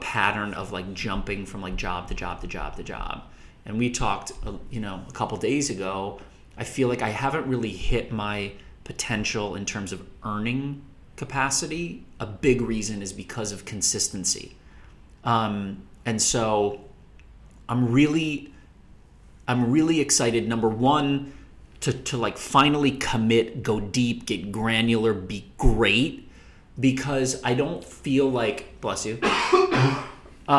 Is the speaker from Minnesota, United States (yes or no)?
yes; Minnesota, United States; moved away as an adult; also born or lived in Indiana / Los Angeles; I am from Minnesota, grew up in Minnesota, went to school in Indiana, and then moved out